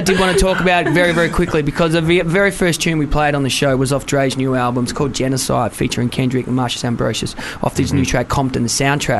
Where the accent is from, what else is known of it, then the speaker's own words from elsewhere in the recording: London, United Kingdom; No, my hometown's London, Bow, mate. E3.